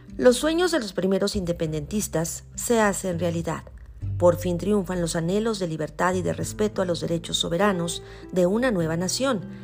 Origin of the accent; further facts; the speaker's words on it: Mexico; como mexicanos